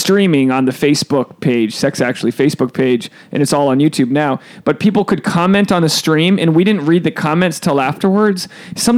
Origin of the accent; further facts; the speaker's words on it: Rhode Island, United States; I'm from Rhode Island.